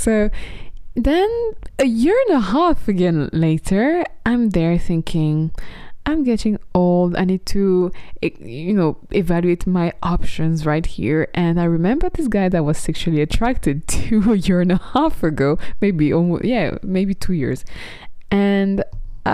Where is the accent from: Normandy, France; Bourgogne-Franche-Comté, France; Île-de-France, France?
Bourgogne-Franche-Comté, France; Burgundy; moved away; also born or lived in Paris / London; my hometown in Burgundy